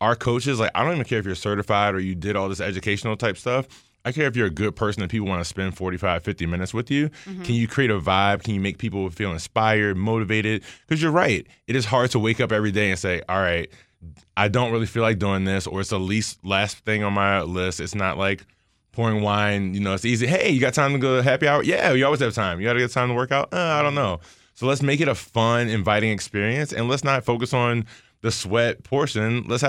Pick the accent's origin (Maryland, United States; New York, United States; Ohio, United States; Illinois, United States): Maryland, United States; Baltimore; I'm from Baltimore